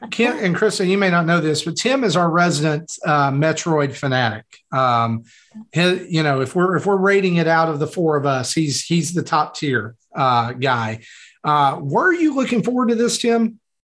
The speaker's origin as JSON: {"language": "English", "region": "the South", "country": "United States", "said": "I'm from the South. We don't talk good down here"}